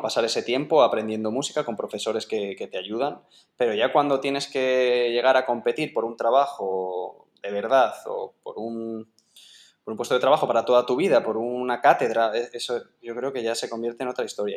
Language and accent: Spanish; Sepúlveda, Castile and León, Spain; su pueblo, en, Sepúlveda, que este, en Segovia, que vamos, estoy orgullosísimo de, que también sea mi pueblo